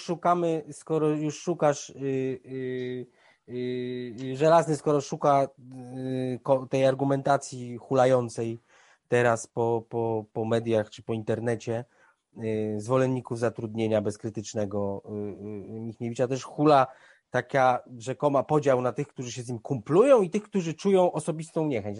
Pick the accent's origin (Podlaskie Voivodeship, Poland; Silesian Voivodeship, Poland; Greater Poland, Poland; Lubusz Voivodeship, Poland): Silesian Voivodeship, Poland; Bielsko-Biała; moved away; do Bielska Białej, moje miasta, w którym się wychowywałem